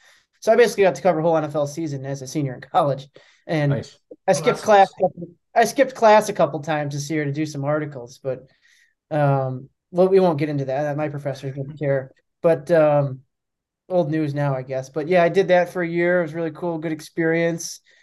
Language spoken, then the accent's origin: English; Milwaukee, Wisconsin, United States; also born or lived in Buffalo, New York; I grew up in Milwaukee, so I returned here after school